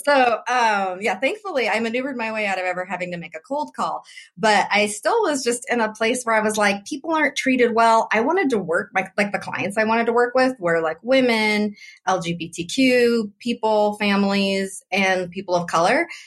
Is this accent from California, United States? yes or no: yes; Oroville, California, United States; I grew up in Oroville, also in California, but very different from San Francisco.